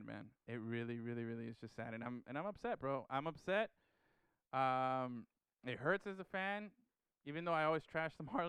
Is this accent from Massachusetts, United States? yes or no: no; Miami, Florida, United States; growing up in Miami, Florida.